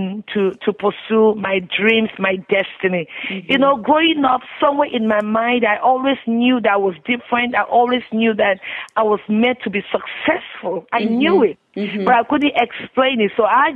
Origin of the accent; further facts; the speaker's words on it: Nigeria; now in United States; I grew up in Nigeria. I'm the firstborn of five children